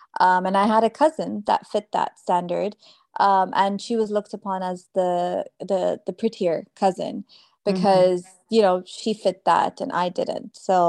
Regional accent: Dubai, United Arab Emirates; accent: international; It's an international accent. It's not American. Because I grew up in Dubai

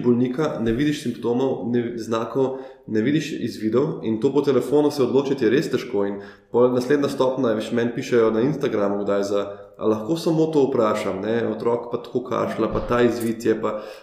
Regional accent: Ljubljana, Slovenia; kot Ljubljančan, ki živi v Ljubljani, odkar se je rodil

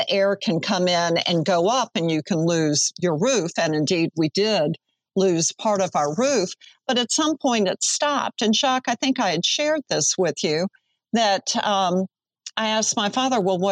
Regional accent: New Orleans, Louisiana, United States; growing up in New Orleans, weather was always a part of my life

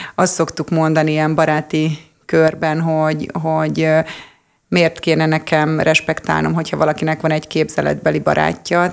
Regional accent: Hungary; magyar vagyok

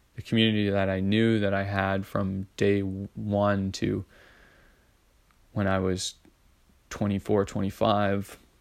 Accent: Edmonton, Alberta, Canada; I grew up in Edmonton

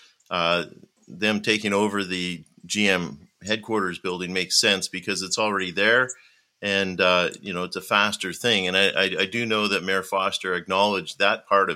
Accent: Ottawa, Ontario, Canada; moved away; I grew up in Ottawa

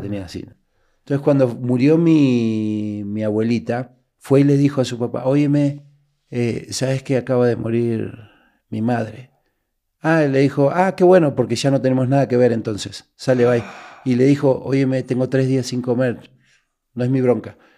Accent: Buenos Aires, Argentina; moved away as an adult; also born or lived in Uruguay; now in Mexico; nací en Uruguay, a los 30 días me llevaron a Buenos Aires, vivíamos en un barrio muy bravo, que es el barrio de La Boca

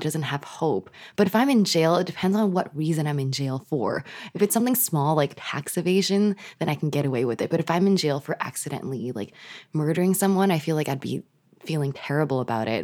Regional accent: Canada; We're Canadian

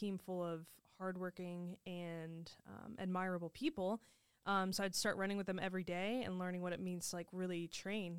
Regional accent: Indianapolis, Indiana, United States; I'm from Indianapolis

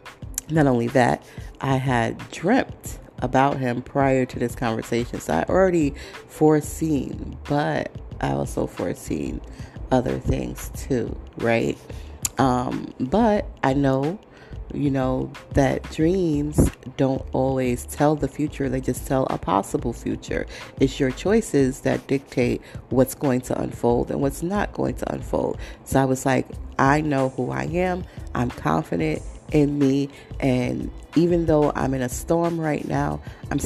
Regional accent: New York City, New York, United States; I'm from Brooklyn. I'm from New York. I'm from the 5 boroughs.

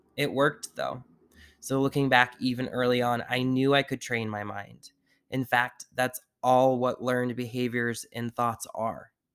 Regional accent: Sandwich, Massachusetts, United States; also born or lived in Taunton, Massachusetts; where we grew up on the Cape in Massachusetts in Sandwich was just a very closed off community

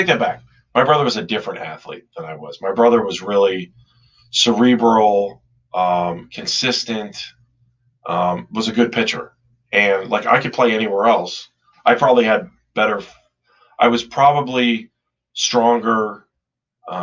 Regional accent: Cleveland Heights, Ohio, United States; I grew up in Cleveland Heights

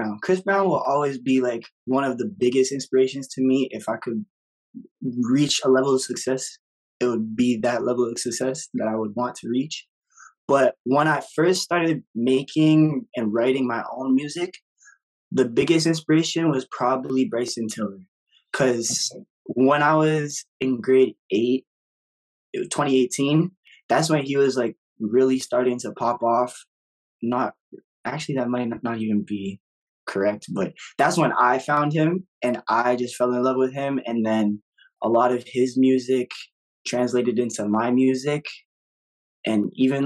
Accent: Toronto, Ontario, Canada; I'm from Toronto, Ontario

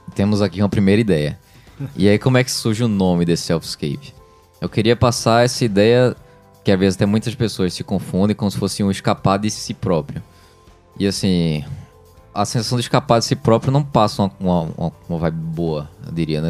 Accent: Brazil; also born or lived in Recife; que eu nasci no Brasil

